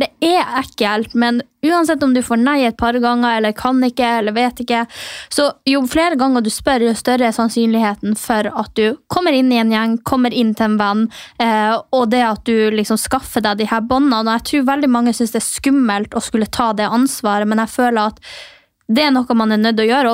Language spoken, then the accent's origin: Norwegian; Mehamn, Finnmark, Norway; now in Oslo, Norway; Jeg er jo fra Finnmark